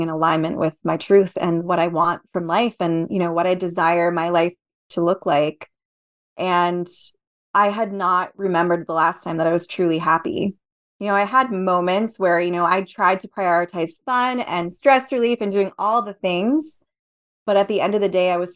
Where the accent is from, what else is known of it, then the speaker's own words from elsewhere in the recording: New Jersey, United States; moved away as an adult; I grew up in New Jersey. I was born and raised there.